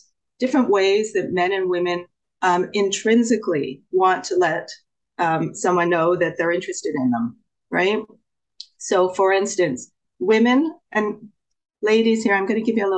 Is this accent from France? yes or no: no; Canada; I'm actually from Canada